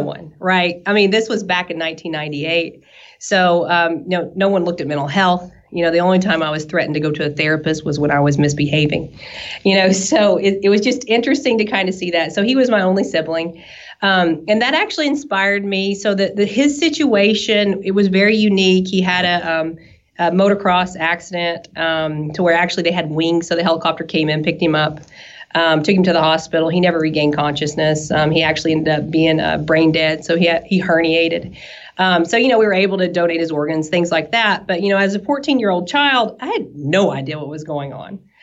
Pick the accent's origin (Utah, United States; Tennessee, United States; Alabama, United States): Tennessee, United States; East; accent: southern; you can tell from my accent probably that I'm a, a little southern um, to where we're from. I'm from East Tennessee